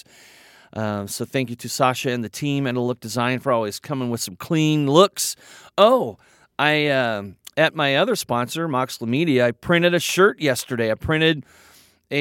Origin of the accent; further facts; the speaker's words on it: Kansas City, Missouri, United States; now in Oregon, United States; I'm from Kansas City, Missouri.